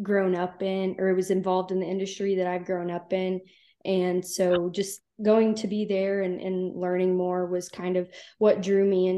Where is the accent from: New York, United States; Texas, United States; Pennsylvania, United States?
Texas, United States; Rising Star; now in College Station, United States; I grew up in Rising Star, which is a really tiny town right where 36 and 183 meet